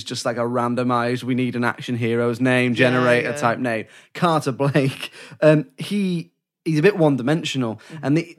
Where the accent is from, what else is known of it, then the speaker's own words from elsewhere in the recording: United Kingdom; Oh, I'm British.